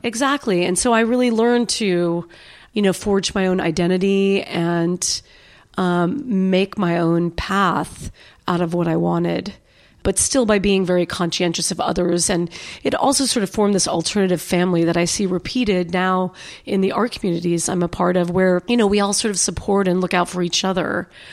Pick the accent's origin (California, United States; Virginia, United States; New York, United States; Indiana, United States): New York, United States; moved away as an adult; now in Austin, United States; I was born in New York